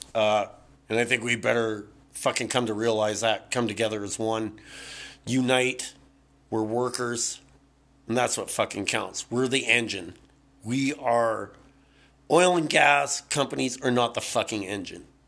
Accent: Burnaby, British Columbia, Canada; born and raised in this country

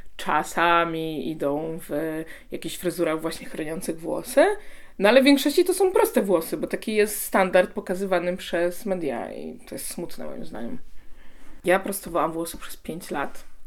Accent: Poland; first language Polish; wychowałam się w Polsce

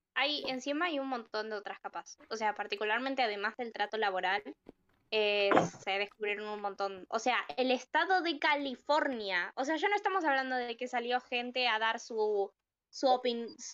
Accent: Argentina; soy argentina

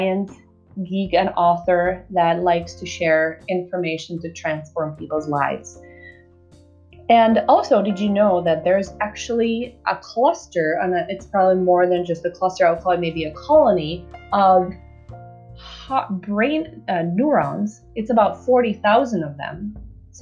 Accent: Czechia; I'm from the Czech Republic.

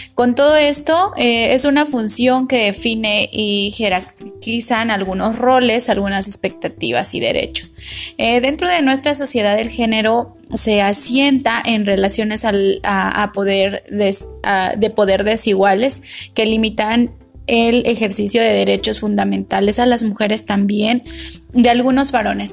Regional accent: Mexico; como mexicanos

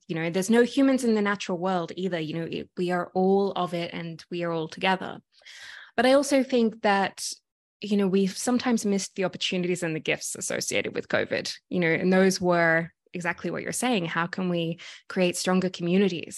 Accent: Sydney, New South Wales, Australia; now in Toronto, Canada; if you can hear my accent, I'm originally from Sydney, Australia

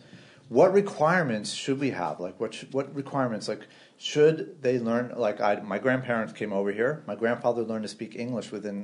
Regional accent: New York City, New York, United States; I'm definitely American, 100% born and raised, right? Born in the Bronx.

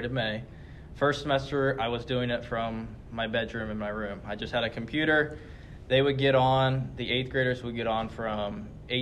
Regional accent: Indianapolis, Indiana, United States; also born or lived in Terre Haute, Indiana; I grew up in Franklin Township, so right almost outside of Wanamaker

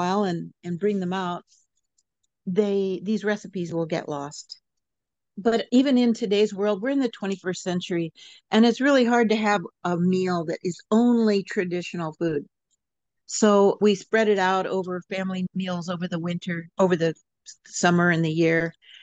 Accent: Fairbanks, Alaska, United States; now in Sitka, United States; I grew up in Fairbanks, the interior of Alaska, and I grew up on a homestead

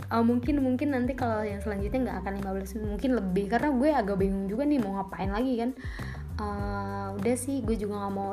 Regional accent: Bogor, West Java, Indonesia; tiba-tiba manggil gue teteh kayak tahu nih orang tahu gue dari Bogor gitu kan

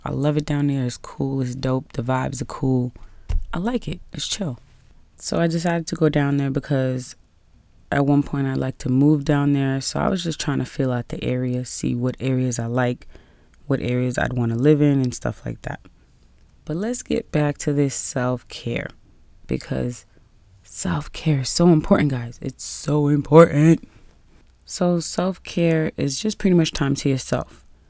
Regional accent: New York City, New York, United States; being a New Yorker

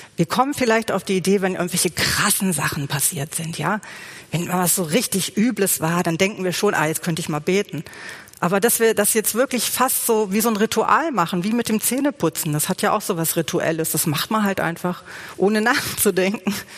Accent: Germany; bei uns in Deutschland

